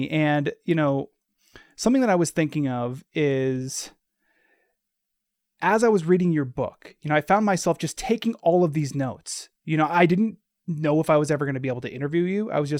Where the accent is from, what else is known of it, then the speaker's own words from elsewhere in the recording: Anchorage, Alaska, United States; growing up in Anchorage in the 90s.